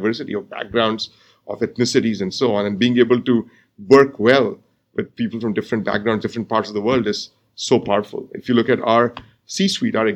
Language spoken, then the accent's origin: English; India; moved away as an adult; now in United States; So I grew up in India, and I got my undergraduate degree in India, and I came to the U.S. for grad school